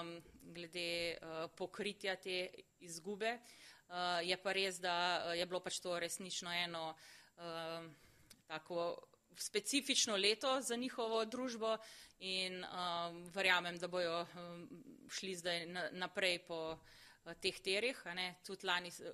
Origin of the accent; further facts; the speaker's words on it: Slovenia; Smo pa Slovenci